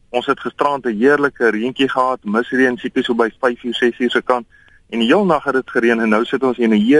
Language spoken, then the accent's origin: Afrikaans; Pretoria, Gauteng, South Africa; now in Hermanus, South Africa; Ek kom van Pretoria af aanvanklik.